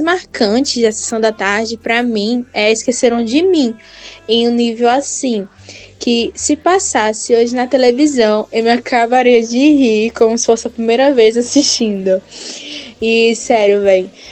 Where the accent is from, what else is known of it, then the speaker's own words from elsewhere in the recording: Coruripe, Alagoas, Brazil; eu sou de Coruripe